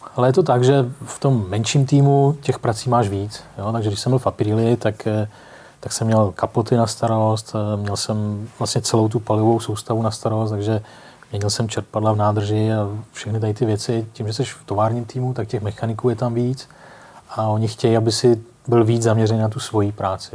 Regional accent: Most, Ústí nad Labem Region, Czechia; Já jsem mostecký rodák

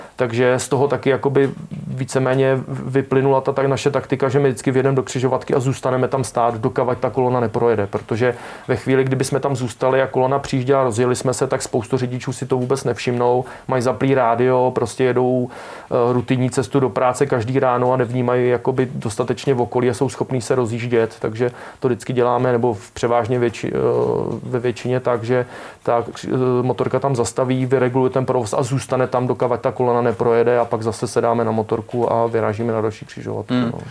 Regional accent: Czechia; also born or lived in Prague; pak nějak jsem vyrůstal na vesnici, když jsem se narodil v Praze

